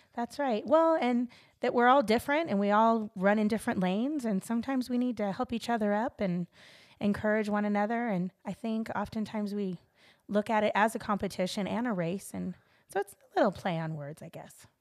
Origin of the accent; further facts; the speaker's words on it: Los Angeles, California, United States; I'm from Los Angeles, California.